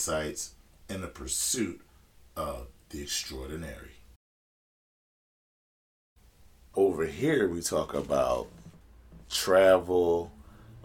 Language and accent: English; United States; as an American citizen